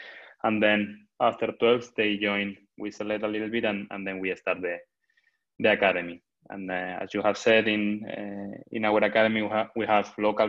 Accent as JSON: {"language": "English", "country": "Spain", "said": "I'm from Spain."}